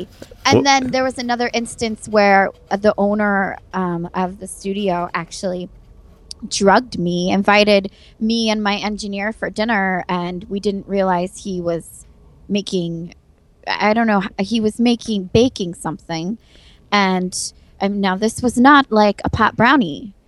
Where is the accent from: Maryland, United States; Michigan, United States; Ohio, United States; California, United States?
California, United States; San Diego; moved away as an adult; now in Buffalo, United States; I went to San Diego State University, and I'm from San Diego.